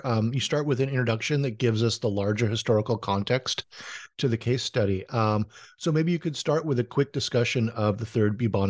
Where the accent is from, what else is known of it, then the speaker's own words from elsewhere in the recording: Honolulu, Hawaii, United States; my hometown's Honolulu.